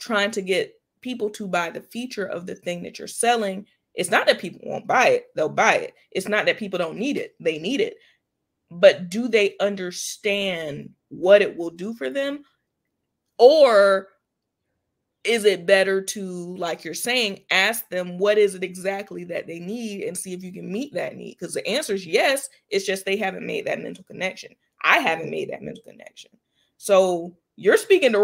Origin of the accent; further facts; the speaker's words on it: Jacksonville, Florida, United States; Jax Bridges, which is in my hometown